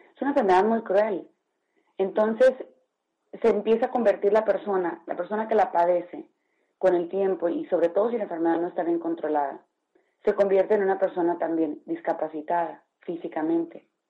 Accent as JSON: {"language": "Spanish", "country": "Mexico", "said": "vivimos en uno de los países con más altos niveles de diabetes en el mundo"}